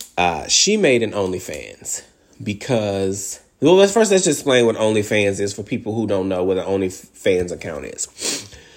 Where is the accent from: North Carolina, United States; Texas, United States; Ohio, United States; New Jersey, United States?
Texas, United States; Texas is my home state